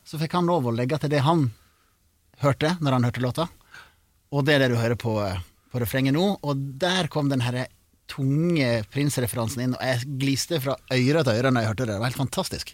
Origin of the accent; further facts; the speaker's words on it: Sogn, Vestland, Norway; accent: Sogning; jeg er fra Sogn, og det er første gang jeg synger på sogning